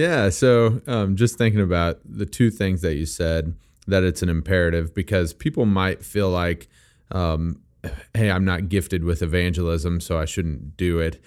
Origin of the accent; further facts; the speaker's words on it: Missouri, United States; I am from Missouri and I don't always even pronounce English words properly